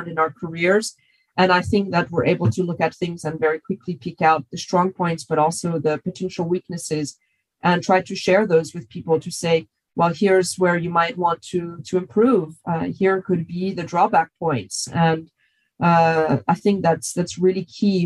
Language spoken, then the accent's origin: English; United States; moved away as an adult; now in Europe; being an American